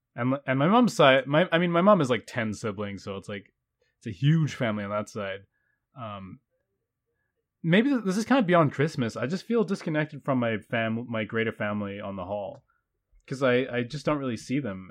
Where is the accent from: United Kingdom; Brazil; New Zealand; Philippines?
New Zealand; I identify as a New Zealander because I am, but everybody thinks I'm foreign